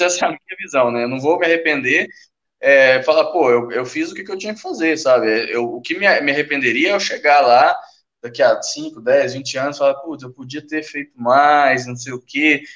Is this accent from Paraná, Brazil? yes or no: no; Uberlândia, Minas Gerais, Brazil; eu sou de Uberlândia, velho, Minas Gerais